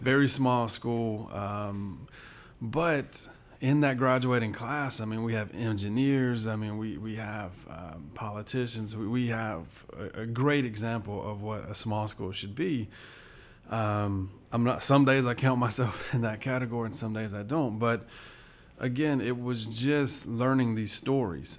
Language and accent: English; Southwest Georgia, United States; I grew up in Southwest Georgia, so this is, uh, home.